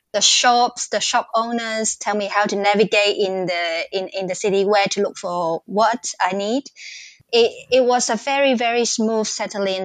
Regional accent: Hong Kong; moved away as an adult; also born or lived in Singapore; now in Newcastle, Australia; I come from Hong Kong and I lived in Singapore before I come to Australia.

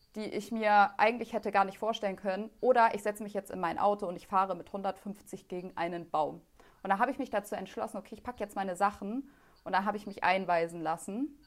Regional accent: Germany; weil ich bin als Einzige so in Deutschland aufgewachsen, so abgeschottet von dem Rest.

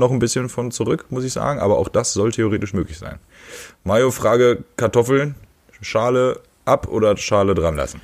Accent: northwestern Harz, Lower Saxony, Germany; moved away; ich komme aus dem Nordwestharz, von der Nordwestspitze.

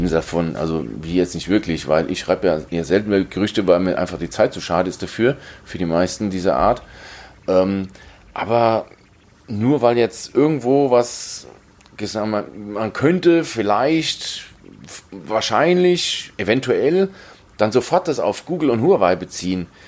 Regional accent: Southern Germany, Germany; so geht es uns Süddeutschen

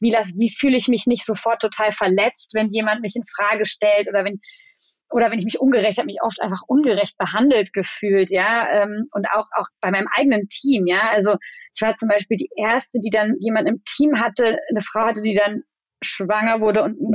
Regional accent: Germany; also born or lived in Mannheim; now in Berlin, Germany; ich bin äh, Deutsch-Spanierin, meine Mutter ist Spanierin ähm, und ich bin zwar in Deutschland aufgewachsen

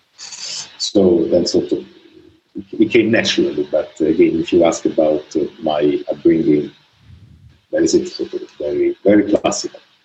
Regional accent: Italy; I grew up in Italy, Italy

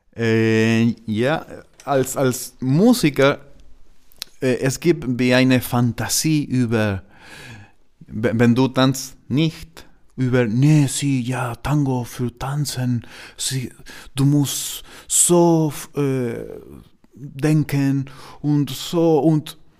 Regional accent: Argentina; German is a second language; moved away as an adult; also born or lived in Buenos Aires; now in Germany; Argentinien ist meine Heimat

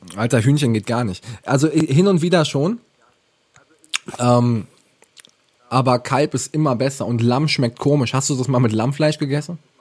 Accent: Ravensburg, Baden-Württemberg, Germany; Ich komme aus Ravensburg, wunderschöne Stadt, ähm, Schwabenländle

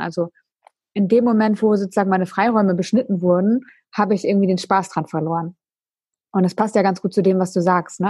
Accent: Emden, Lower Saxony, Germany; ich komme ja aus Emden

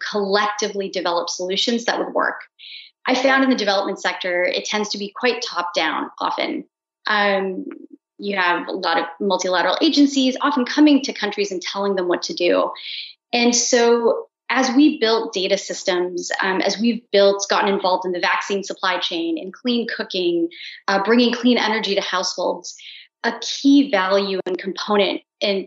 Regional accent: India; I'm Indian

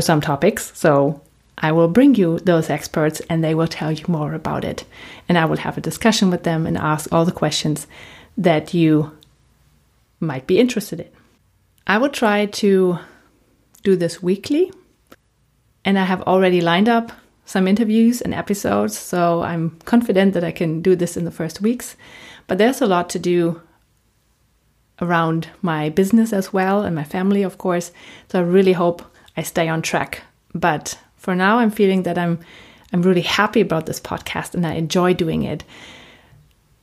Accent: Germany; accent: German; first language German; English is a second language; moved away as an adult; also born or lived in Raleigh, North Carolina, United States; As you may have heard already from my accent, I'm German

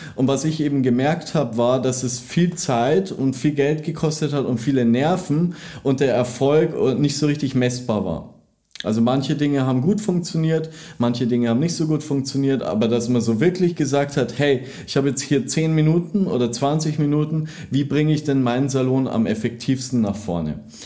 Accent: Landshut, Bavaria, Germany; moved away as an adult; now in Munich, Germany; ich komme ja aus der Nähe von München, komme eigentlich aus Landshut

